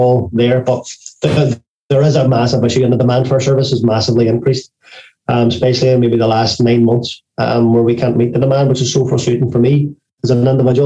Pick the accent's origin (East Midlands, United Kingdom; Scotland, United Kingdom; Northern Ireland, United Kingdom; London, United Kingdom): Northern Ireland, United Kingdom; Derry; accent: Irish; we're Irish